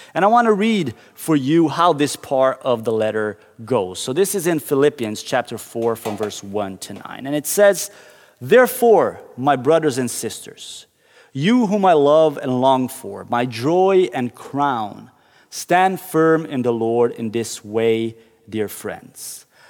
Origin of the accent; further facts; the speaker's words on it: Curitiba, Paraná, Brazil; We were driving through downtown Curitiba, the city I grew up in Brazil.